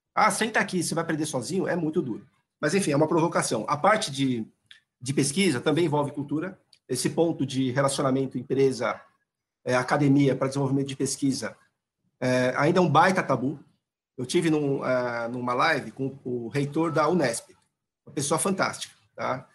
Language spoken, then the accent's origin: Portuguese; São Paulo, Brazil; accent: paulistano; Desculpa o sotaque paulistano